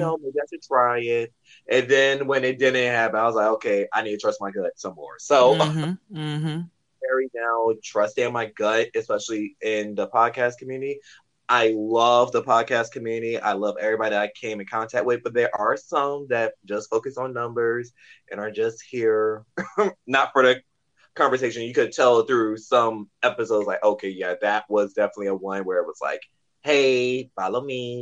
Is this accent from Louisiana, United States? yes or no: yes; South Louisiana, United States; I'm from South Louisiana